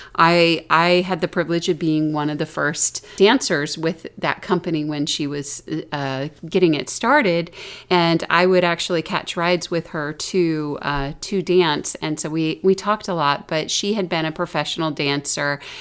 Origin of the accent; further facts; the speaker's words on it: the South, United States; accent: Southern; moved away; I was from the South. I had a Southern accent